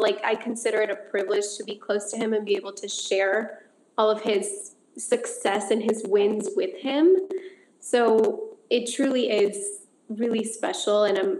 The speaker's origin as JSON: {"language": "English", "country": "United States", "tie": "born or raised there", "said": "even though we grew up here in the States, our roots and our home is still Mexico, and it'll always be Mexico."}